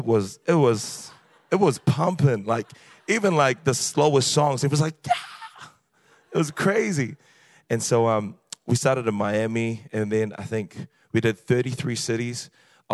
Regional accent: New Zealand; accent: New Zealand; The accent is New Zealand. I'm a Kiwi.

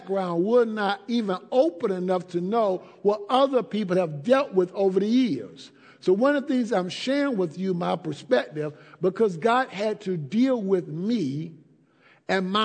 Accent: Atlanta, Georgia, United States; I grew up in Atlanta

